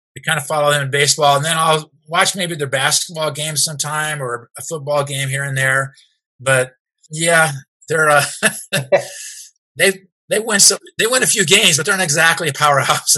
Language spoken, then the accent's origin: English; California, United States; also born or lived in Nashville, Tennessee / South Pasadena, California; I was about four and a half or five years old when we moved to California